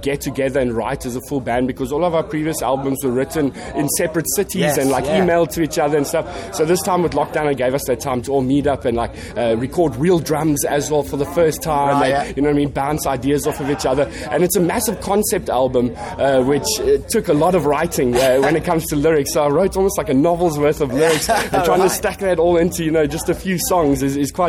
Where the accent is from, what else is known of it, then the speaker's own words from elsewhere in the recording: South Africa; we come all the way from South Africa